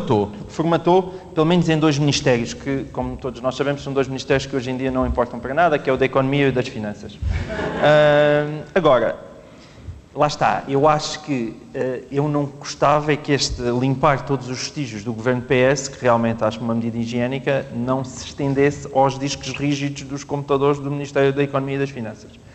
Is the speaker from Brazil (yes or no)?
no; Alentejo, Portugal; sou do Alentejo